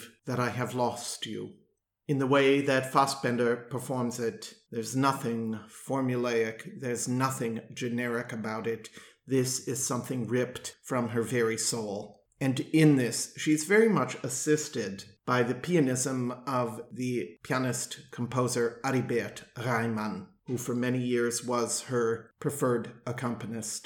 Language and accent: English; Milwaukee, Wisconsin, United States; my hometown of Milwaukee